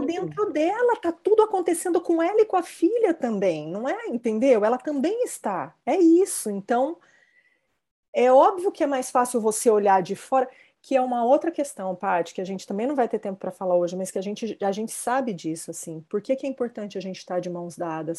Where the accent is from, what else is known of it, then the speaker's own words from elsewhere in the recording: near São José do Rio Preto, São Paulo, Brazil; Rio Preto, pertinho da minha terra